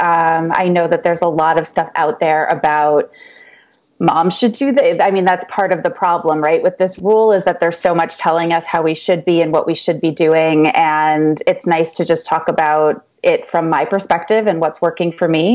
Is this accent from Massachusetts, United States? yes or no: yes; Northampton, Massachusetts, United States; moved away as an adult; also born or lived in New York City; I'm originally from Massachusetts, a little small college town called Northampton, Massachusetts, which is where Smith College is. And I sort of lived the college campus-y life